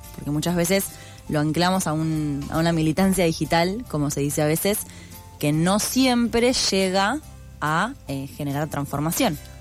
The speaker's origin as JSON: {"language": "Spanish", "region": "Buenos Aires", "country": "Argentina", "said": "como persona porteña"}